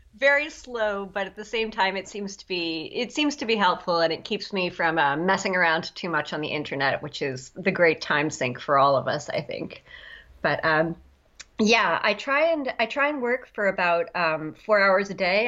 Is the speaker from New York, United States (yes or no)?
yes; Long Island, New York, United States; I'm from uh, Long Island, New York